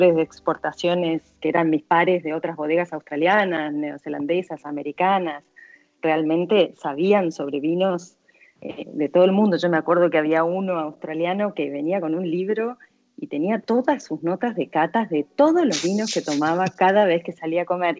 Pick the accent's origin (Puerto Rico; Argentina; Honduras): Argentina; moved away as an adult; also born or lived in London; los dos somos argentinos